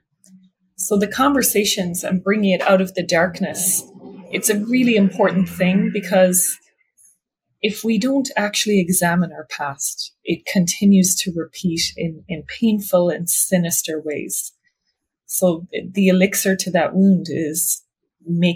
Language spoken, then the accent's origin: English; Ireland; now in New York City, United States; I'm originally from Ireland, but I now have a private practice in New York City